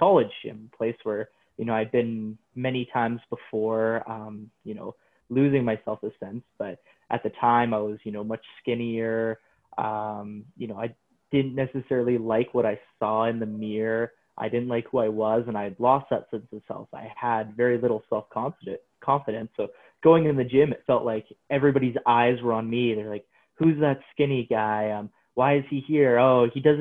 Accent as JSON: {"language": "English", "town": "Coaldale", "region": "Alberta", "country": "Canada", "tie": "born or raised there", "said": "I got a job as a trainer in my hometown of Coaldale"}